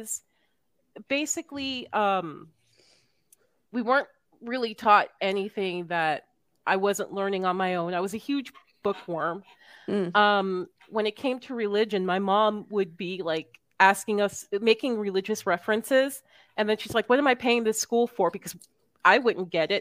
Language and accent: English; Miami, Florida, United States; I'm from Miami.